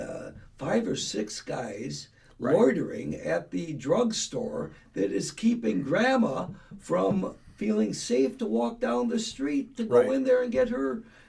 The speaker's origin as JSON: {"language": "English", "town": "Milwaukee", "region": "Wisconsin", "country": "United States", "tie": "born or raised there", "said": "when I grew up in Milwaukee, born and raised."}